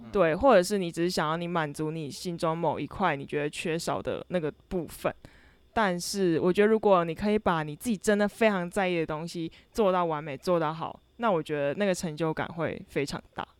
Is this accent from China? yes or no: no; Kaohsiung, Taiwan; moved away as an adult; 我是高雄人，然后我在寒暑假的时候是好不容易可以，一年中可以回到高雄的时候